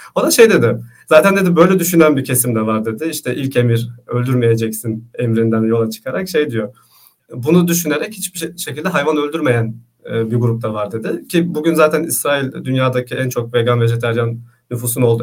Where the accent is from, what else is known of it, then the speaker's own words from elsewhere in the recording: Istanbul, Turkey; also born or lived in Grenoble, France; İstanbul doğumluyum, işte Anadolu Hisarı'nda yaşıyorum.